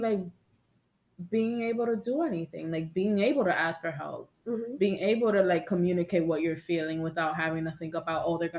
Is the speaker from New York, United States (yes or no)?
yes; New York City, New York, United States; We're from the Bronx.